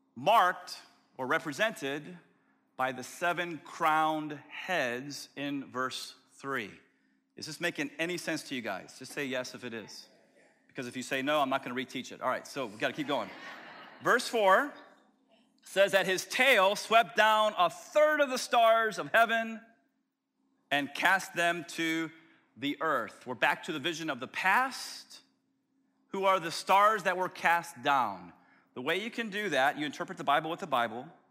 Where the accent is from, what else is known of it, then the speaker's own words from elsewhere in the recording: Tampa, Florida, United States; as a little scrawny kid growing up in South Tampa